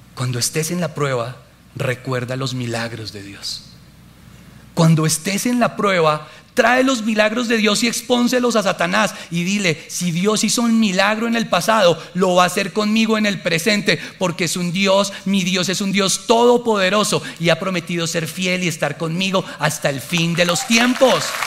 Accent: Colombia; moved away; soy colombiano

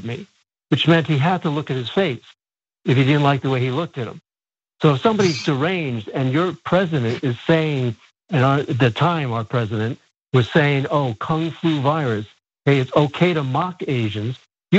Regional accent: New York City, New York, United States; Asians are not seen as being American. I was born and raised in New York City.

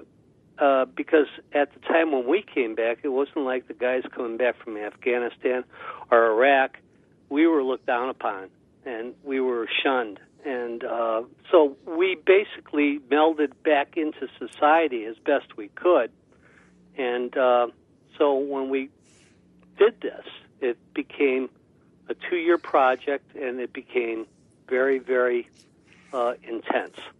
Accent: Cleveland, Ohio, United States; moved away as an adult; I was born in Cleveland, Ohio, back in 1947. Uh, went to Kent State University

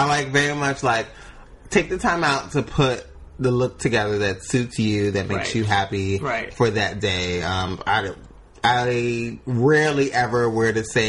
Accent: New York City, New York, United States; growing up in the Bronx, New York, wasn't the easiest, but it wasn't the most difficult.

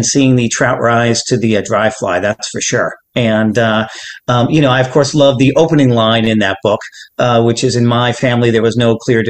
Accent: St. Louis, Missouri, United States; moved away; I'm from St. Louis originally

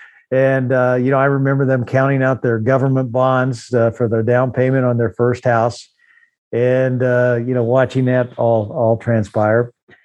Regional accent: Beeville, Texas, United States; born there; also born or lived in Chama, New Mexico / Dodge City, Kansas; I was born in Beeville, Texas, and I lived in small towns like Chama, New Mexico, Detroit Lakes, Minnesota, Kimmel, Nebraska, you know, Dodge City, Kansas.

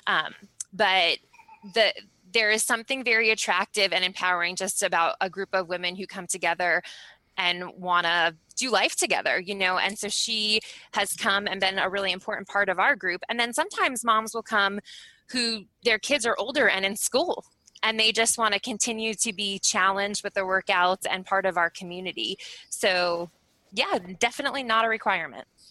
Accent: Eastern Long Island, New York, United States; moved away as an adult; also born or lived in Fort Benning, Georgia / Fairbanks, Alaska; now in Anchorage, United States; both my husband and I, were born and raised in New York. I was born on Eastern Long Island

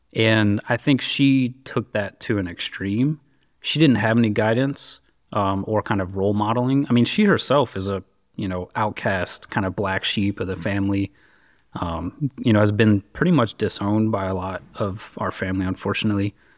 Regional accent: Richmond, Virginia, United States; I grew up, uh, basically in and around Richmond, Virginia.

